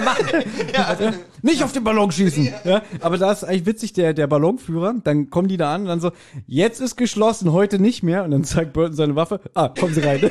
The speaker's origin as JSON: {"language": "German", "region": "Berlin", "country": "Germany", "said": "Wir als, als Berliner haben zudem auch eine ganz andere Bindung."}